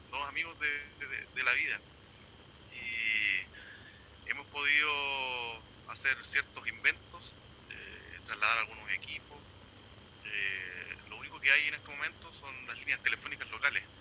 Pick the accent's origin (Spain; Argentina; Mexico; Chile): Chile; now in New Zealand; Nueva Zelanda no encontré a nadie transmitiendo y de ahí obviamente yo soy de Chile al igual que Gustavo y Carlito